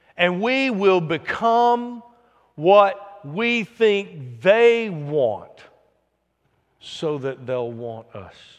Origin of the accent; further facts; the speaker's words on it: the South, United States; I'm from the South